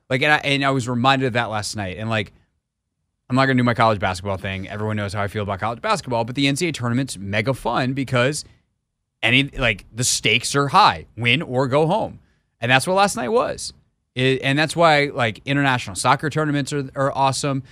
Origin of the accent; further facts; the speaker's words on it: Greenville, South Carolina, United States; accent: Southern; moved away; also born or lived in Tennessee / New York; I grew up in Greenville, South Carolina